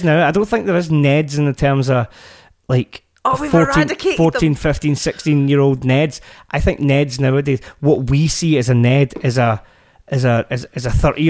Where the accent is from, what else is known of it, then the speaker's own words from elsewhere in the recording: Glasgow, Scotland, United Kingdom; Because the thing is, we're both from Glasgow, right?